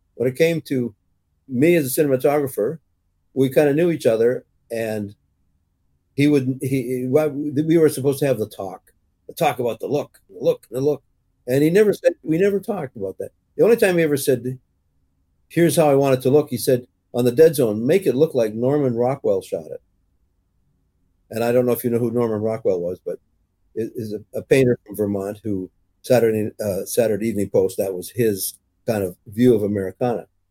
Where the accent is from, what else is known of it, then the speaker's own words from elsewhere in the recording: Canada; also born or lived in Toronto; as an English Canadian